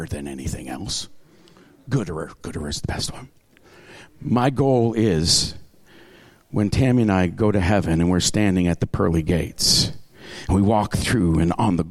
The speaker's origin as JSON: {"language": "English", "area": "Tyendinaga Mohawk Territory", "region": "Ontario", "country": "Canada", "tie": "born or raised there", "said": "I grew up in the Tondonega Mohawk Territory"}